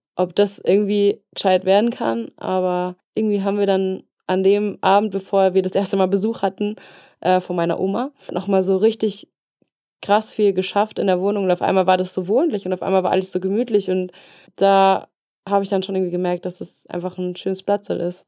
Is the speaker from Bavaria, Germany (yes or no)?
yes; Regensburg, Bavaria, Germany; moved away as an adult; now in Allgäu, Germany; Regensburg, meine Heimat, ist schön und ich hänge auch sehr an Regensburg